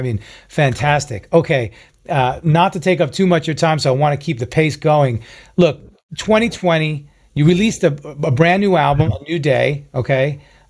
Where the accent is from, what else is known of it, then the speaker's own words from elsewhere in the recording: New York, United States; I'm a New Yorker, come on.